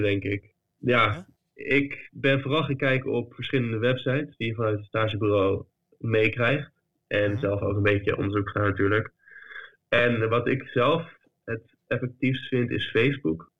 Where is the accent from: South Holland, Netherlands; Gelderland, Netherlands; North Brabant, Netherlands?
South Holland, Netherlands; The Hague; moved away as an adult; now in Berlin, Germany; Ik kom uit Den Haag